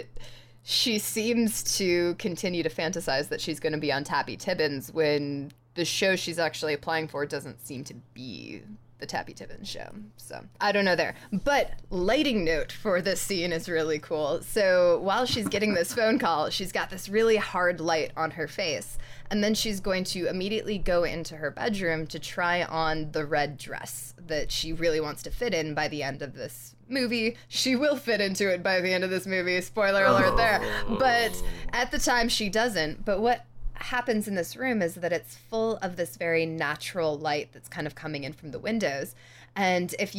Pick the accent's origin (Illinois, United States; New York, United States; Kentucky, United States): New York, United States; I grew up in New York